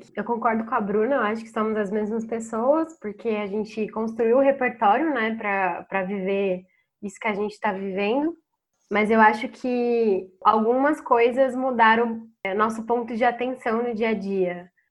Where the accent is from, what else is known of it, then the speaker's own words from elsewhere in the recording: Campinas, São Paulo, Brazil; moved away as an adult; now in São Paulo, Brazil; Eu também sou de Campinas e moro há mais de um ano em São Paulo